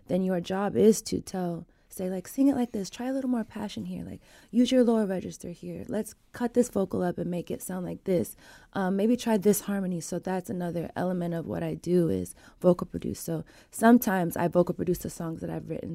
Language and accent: English; Sacramento, California, United States; also born or lived in Wilton, California; I grew up in South Sac